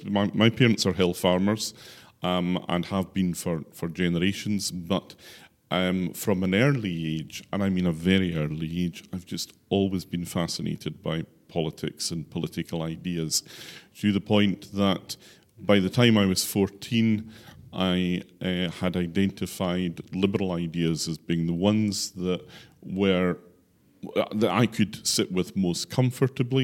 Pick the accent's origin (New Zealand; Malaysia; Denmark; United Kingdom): United Kingdom; Islay, Scotland; moved away as an adult; now in Orkney, United Kingdom; I was born and brought up on Isla